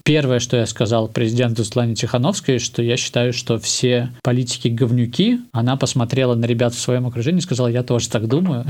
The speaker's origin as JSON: {"language": "Russian", "region": "Minsk", "country": "Belarus", "tie": "born or raised there", "first_language": "Russian", "said": "Я продолжу говорить на русском языке, потому что это мой родной язык, на котором я вырос во дворе на Академии наук"}